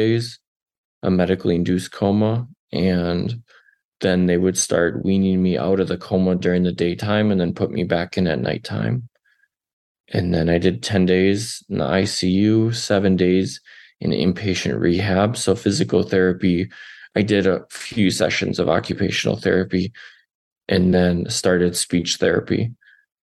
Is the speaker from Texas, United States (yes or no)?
no; Wisconsin, United States; moved away as an adult; now in Denver, United States; my home state of Wisconsin